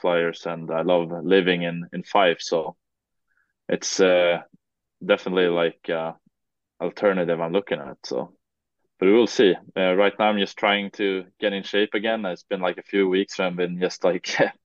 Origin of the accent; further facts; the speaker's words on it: Sweden; English is a second language; moved away as an adult; now in Kirkcaldy, United Kingdom; for me as a Swede, we're pretty comfortable playing and talking English